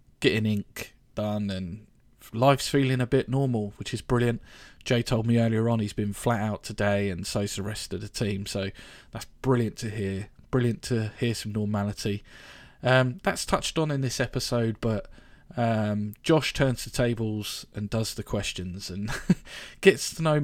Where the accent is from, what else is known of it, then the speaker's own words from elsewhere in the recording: Reading, South East England, United Kingdom; also born or lived in West London; I lived in Reading pretty much all my life, so... I consider myself a Redinensian